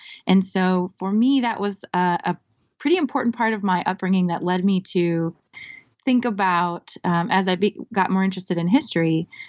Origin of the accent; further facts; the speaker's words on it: South Dakota, United States; moved away as an adult; also born or lived in Iowa; So I'm originally from South Dakota. I grew up in South Dakota and went to my undergraduate institution, North Dakota State University. And then I went to Iowa State University. So I like to say I'm a product of the Midwest.